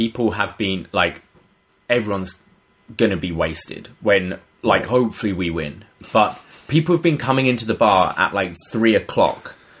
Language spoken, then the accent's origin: English; England, United Kingdom; now in Toronto, Canada; I'm from England.